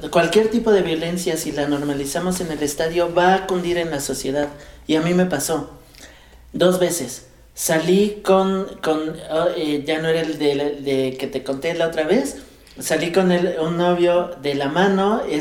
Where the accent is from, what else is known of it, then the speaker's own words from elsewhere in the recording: Mexico; Es que somos clasistas como mexicanos.